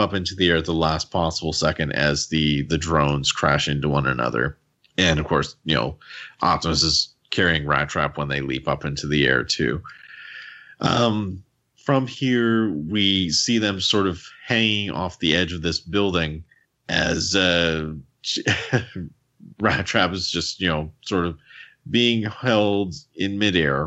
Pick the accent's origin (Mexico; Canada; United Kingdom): Canada; accent: Canadian; my Canadian accent